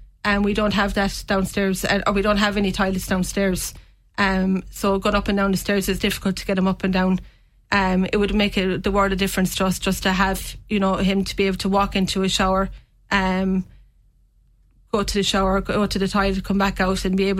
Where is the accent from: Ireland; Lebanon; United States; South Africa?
Ireland; Castletroy, Munster; Castle Triview originally.